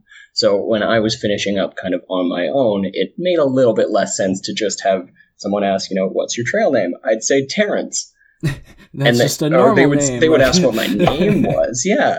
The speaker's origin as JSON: {"language": "English", "town": "Calgary", "region": "Alberta", "country": "Canada", "said": "I'm from Calgary, Alberta, so okay. Kind of right above Montana."}